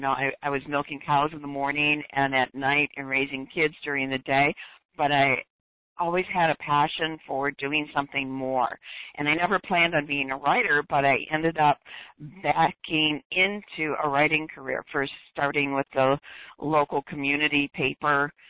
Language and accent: English; Detroit, Michigan, United States; moved away; born and raised in Detroit